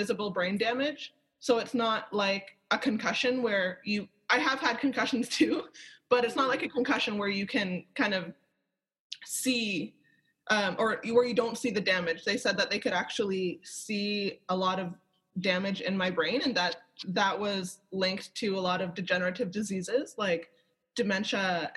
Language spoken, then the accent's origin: English; Toronto, Ontario, Canada; I'm from Toronto